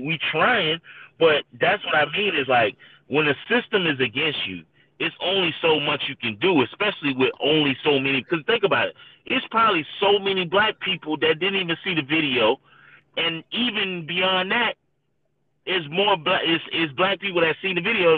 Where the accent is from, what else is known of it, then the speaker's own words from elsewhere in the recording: St. Petersburg, Florida, United States; I was born and raised in St. Pete